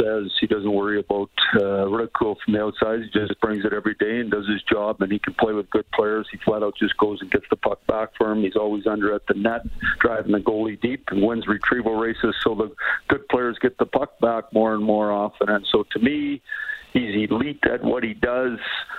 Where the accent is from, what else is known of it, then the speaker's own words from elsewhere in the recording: Saskatoon, Saskatchewan, Canada; moved away; also born or lived in Montreal; I grew up in Saskatoon. It's fun to be back